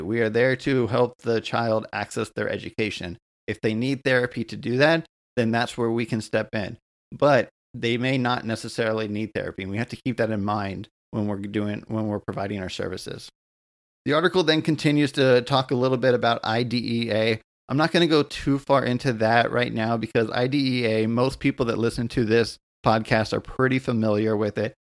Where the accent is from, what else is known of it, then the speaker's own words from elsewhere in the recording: United States; also born or lived in Southern California; I'm an American, um, occupational therapist here in Southern California